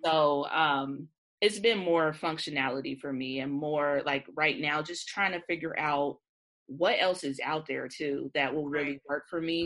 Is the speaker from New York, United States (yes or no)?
no; Cincinnati, Ohio, United States; I'm from Cincinnati. We have an OTR neighborhood here